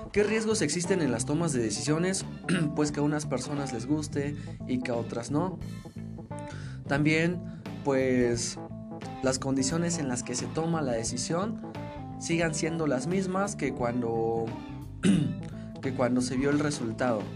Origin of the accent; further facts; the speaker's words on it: Mexico; nosotros como mexicanos